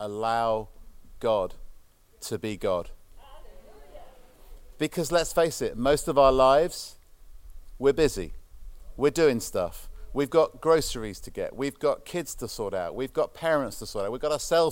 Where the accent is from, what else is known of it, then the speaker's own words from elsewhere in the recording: United Kingdom; being a British person